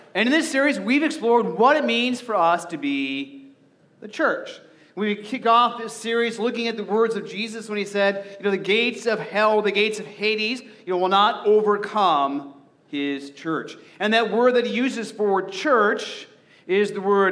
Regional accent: Arizona, United States; moved away as an adult; now in Nebraska, United States; growing up in Arizona, we didn't have to do this. You know, and so when I first moved, you know, to Nebraska and owned a house

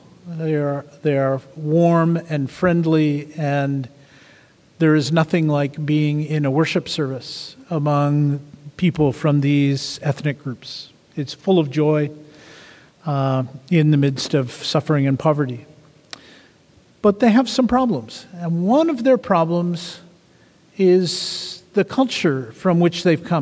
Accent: Canada; I come from Canada, where we have two languages, and we fight about those

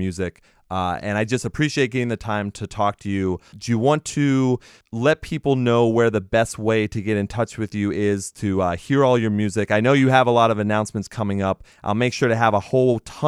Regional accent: England, United Kingdom; when I grew up in England

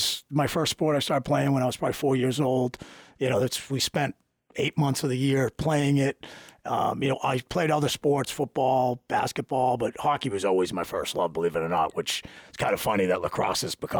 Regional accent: Boston, Massachusetts, United States; accent: Boston; moved away as an adult; also born or lived in California; growing up in Boston

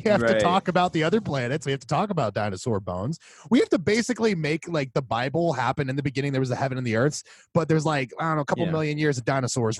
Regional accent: Tampa, Florida, United States; moved away; we are from Tampa. We still have 813 numbers, even though we are so far from the 813 area code

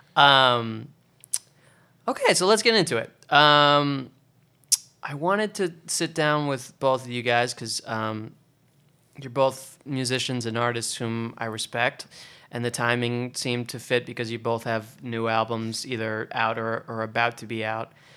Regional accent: Oregon, United States; now in New York, United States; I'm from Oregon

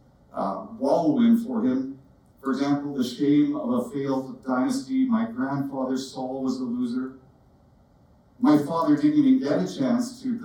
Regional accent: Canada; accent: Canadian; my Canadian accent

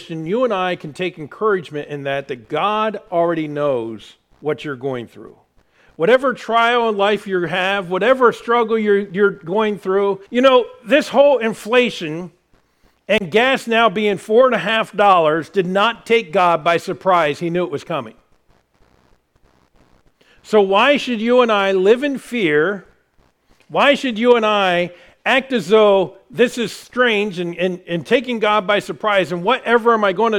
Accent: United States

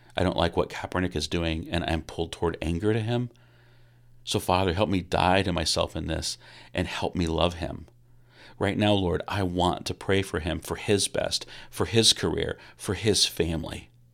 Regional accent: Kokomo, Indiana, United States; growing up in Kokomo, Indiana

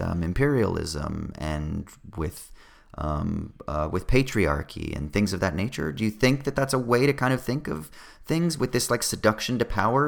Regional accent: California, United States; I'm from California

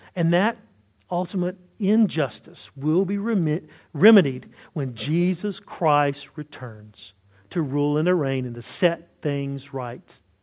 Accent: the South, United States; I say this as a Southerner

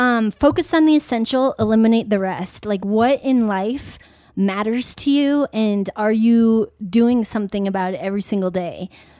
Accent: Philippines; now in United States; Just on a quick note, I'm adopted from the Philippines.

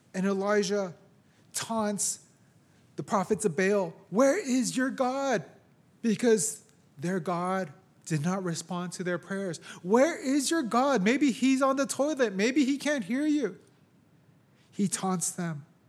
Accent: San Francisco, California, United States; also born or lived in Japan; I was born here in San Francisco, raised here, lived most of my life here

